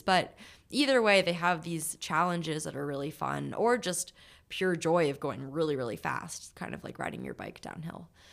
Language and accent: English; New Hampshire, United States; I'm from New Hampshire, and my family went to Vermont every weekend to ski